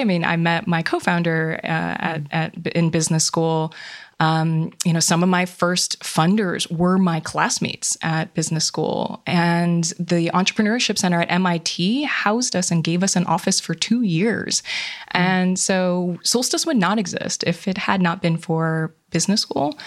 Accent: Hawaii, United States; moved away; I grew up in Hawaii

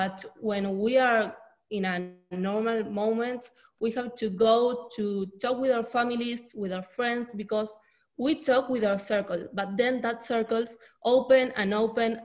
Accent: Argentina; I'm from Argentina

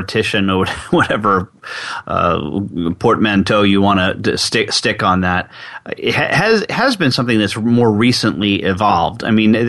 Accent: New York, United States; I'm from New York

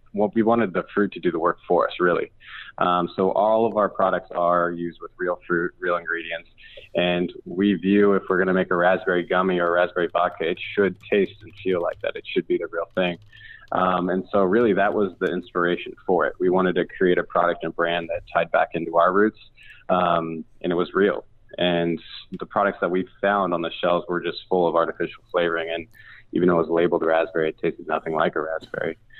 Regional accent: Pacific Northwest, United States; both Aaron and I grew up in the Pacific Northwest

